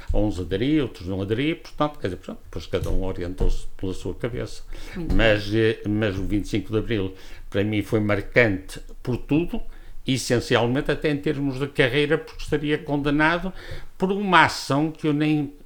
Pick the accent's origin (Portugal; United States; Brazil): Portugal; also born or lived in Porto; Eu sou oriundo de Santa Marta, estudei aqui, fui para o Porto